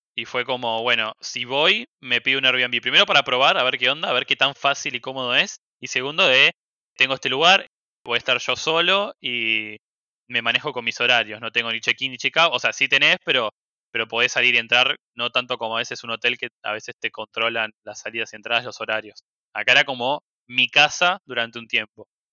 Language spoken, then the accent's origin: Spanish; Argentina; Acá en Argentina